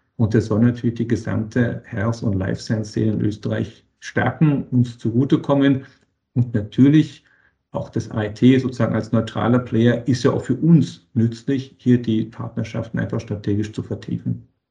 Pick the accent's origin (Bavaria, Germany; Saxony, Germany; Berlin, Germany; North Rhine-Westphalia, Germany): Berlin, Germany; moved away as an adult; also born or lived in Boston, United States; now in Vienna, Austria; ich komme aus Berlin, aus Deutschland, von Deutschland nach Amerika